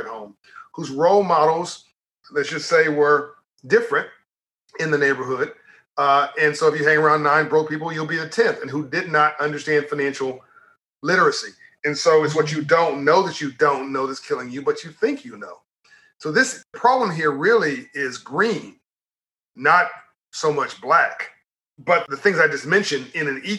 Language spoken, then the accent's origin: English; Compton, California, United States; I'm from Compton, California in South Central LA, homeless for 6 months of my life